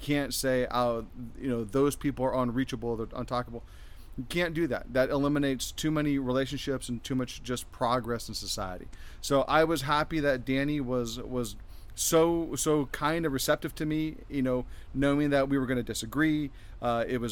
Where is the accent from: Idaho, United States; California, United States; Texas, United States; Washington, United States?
California, United States; Fairfield; moved away as an adult; also born or lived in Florida; now in Temecula, United States; I grew up in Northern California.